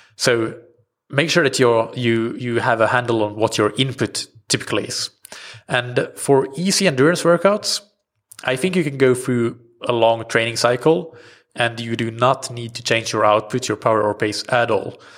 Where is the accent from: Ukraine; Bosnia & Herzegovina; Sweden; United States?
Sweden; first language Swedish; English is a second language; my native language swedish